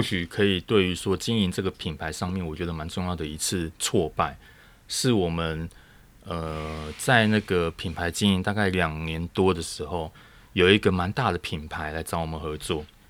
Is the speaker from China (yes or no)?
no; Taiwan; 台湾这样子的，我们，我们自己土生土长的这个环境